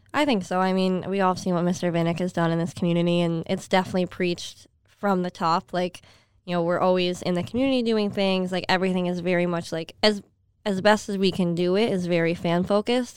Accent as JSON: {"language": "English", "area": "Skaneateles", "region": "New York", "country": "United States", "tie": "born or raised there", "also_born_or_lived": "San Jose, California", "moved": "as an adult", "lives_now": "Florida, United States", "said": "I grew up in a town called Skinny Atlas."}